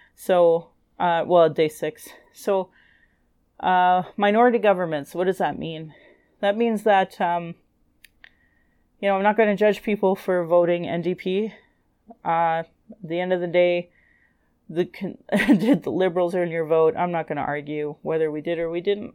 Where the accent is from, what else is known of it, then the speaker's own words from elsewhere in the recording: Calgary, Alberta, Canada; I was born in Calgary